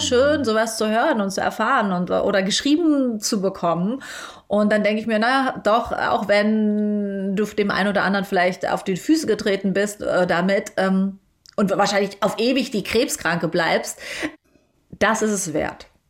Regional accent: Germany; ich komme aus Deutschland

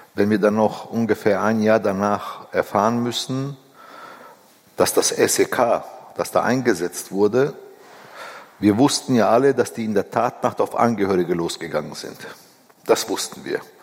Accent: Bavaria, Germany; Ich bin vierundsiebzig in Bayern geboren. Meine Kinder sind hier geboren

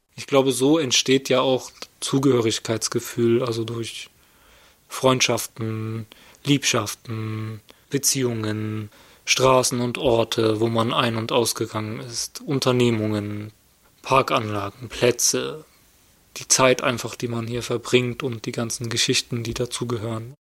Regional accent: Berlin, Germany; also born or lived in Turkey; Ich bin gebürtiger Berliner mit migrantischer Zuwanderungsgeschichte, dritte Generation hier in Berlin.

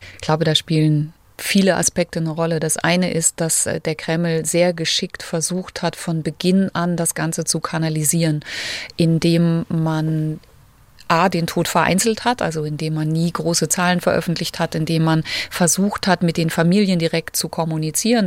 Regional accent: Germany; now in Moscow, Russia; bei uns in Deutschland

